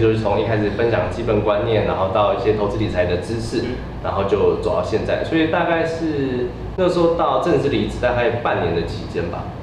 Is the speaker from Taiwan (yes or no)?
yes; Taiwan; moved away; also born or lived in Australia; 我们台湾人